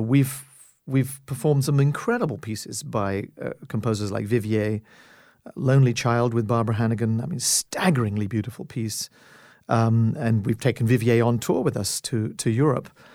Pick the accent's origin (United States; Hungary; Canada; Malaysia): Canada; as a Canadian